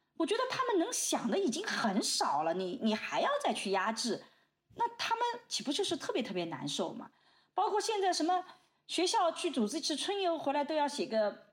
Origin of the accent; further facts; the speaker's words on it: China; 我们中国人一直讲天下大同